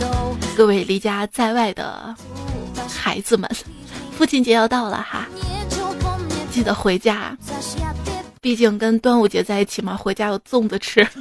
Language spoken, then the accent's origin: Chinese; China; 我们中国人玩的是乒乓球，没进世界杯也很正常。